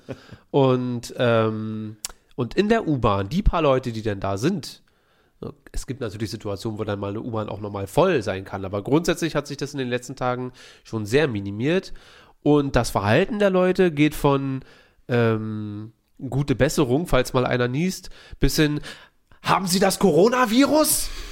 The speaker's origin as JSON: {"language": "German", "region": "Berlin", "country": "Germany", "said": "wir sind Berliner"}